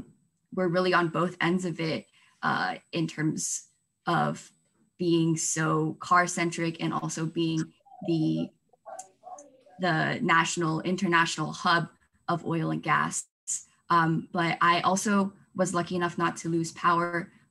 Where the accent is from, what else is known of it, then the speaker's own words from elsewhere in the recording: Dallas, Texas, United States; now in Houston, United States; I grew up in Dallas and I came to Houston for college my sophomore year.